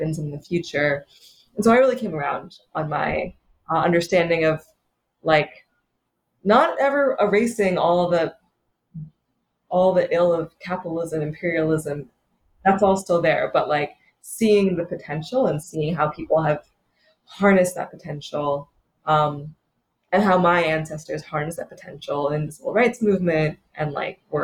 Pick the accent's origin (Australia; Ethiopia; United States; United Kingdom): United States; Atlanta, Georgia; I grew up in Atlanta, Georgia